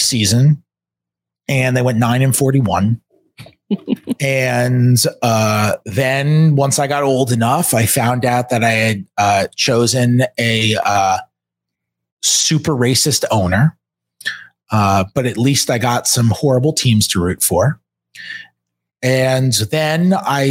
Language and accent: English; New York, United States; I grew up in New York around Knicks fans all the time